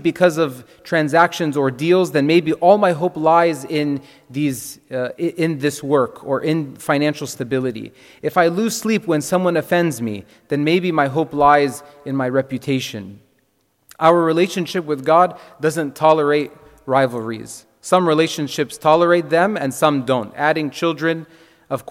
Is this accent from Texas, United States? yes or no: yes; Texas, United States; moved away as an adult; also born or lived in Ohio; I'm from Texas, the land of milk, honey, and beef